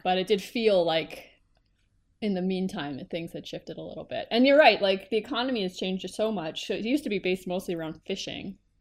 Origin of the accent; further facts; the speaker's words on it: Canada; as a Canadian